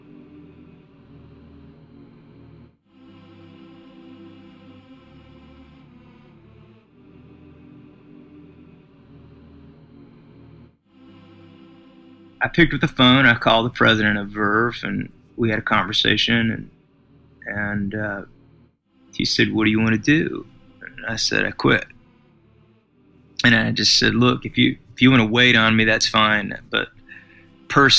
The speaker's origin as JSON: {"language": "English", "country": "United States", "tie": "born or raised there", "also_born_or_lived": "Arkansas", "moved": "as an adult", "lives_now": "Nashville, United States", "said": "growing up in Texas and in Arkansas and living on the farm"}